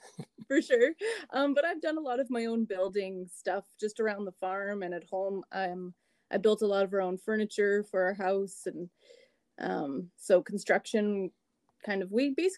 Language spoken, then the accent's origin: English; Manitoba, Canada; I was born and raised in Manitoba